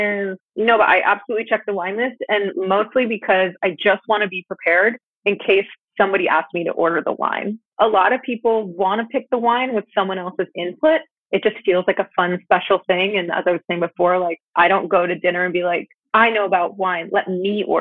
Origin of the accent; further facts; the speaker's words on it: Florida, United States; now in San Diego, United States; we grew up together in Florida